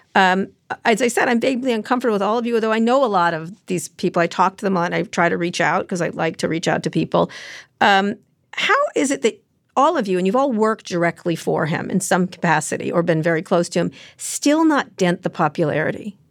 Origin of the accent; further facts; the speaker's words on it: New Jersey, United States; I'm also from New Jersey